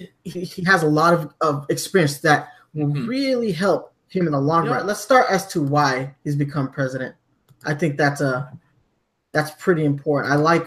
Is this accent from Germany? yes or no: yes; Germany; Like I grew up in Germany and I've, you know, in the UK, their marketing was a little bit better